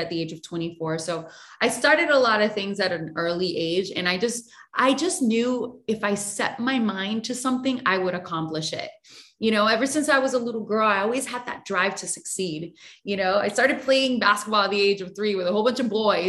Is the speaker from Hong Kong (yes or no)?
no; Puerto Rico; I was born and raised in Puerto Rico